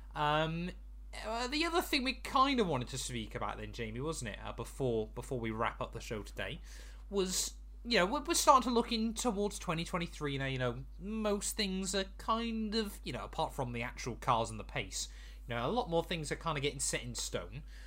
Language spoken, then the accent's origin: English; United Kingdom; we're British